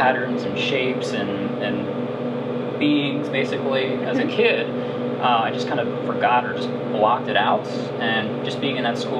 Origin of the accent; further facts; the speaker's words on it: outside of Philadelphia, Pennsylvania, United States; moved away as an adult; also born or lived in Chicago; I grew up outside of Philadelphia, and ended up moving to Chicago for art school